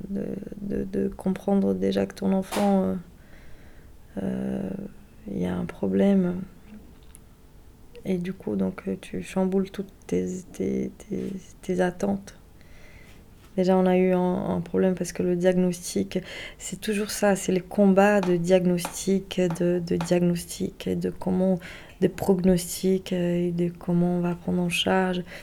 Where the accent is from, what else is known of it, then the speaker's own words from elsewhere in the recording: Brazil; moved away; j'ai 37 ans. Je suis brésilienne